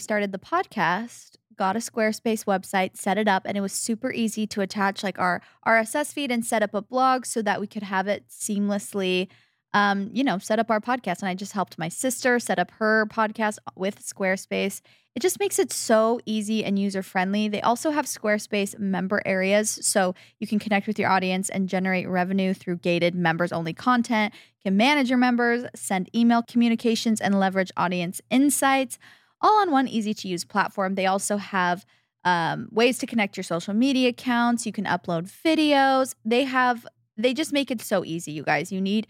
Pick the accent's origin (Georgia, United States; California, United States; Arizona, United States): Arizona, United States; Like, you know, we came from Arizona, so it's nice to have a cool activity to keep us occupied.